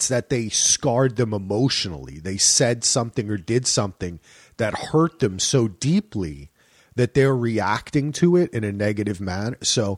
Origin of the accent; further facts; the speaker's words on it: New Jersey, United States; I loved where it was set to because I'm from Jersey and they had all the Philly shit